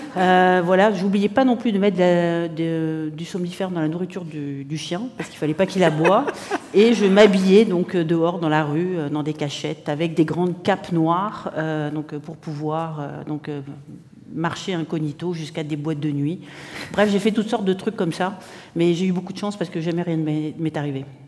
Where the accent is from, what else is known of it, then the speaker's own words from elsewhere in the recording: Morocco; also born or lived in Spain / New York; now in Montreal, Canada; je suis née en Espagne, j'ai grandi au Maroc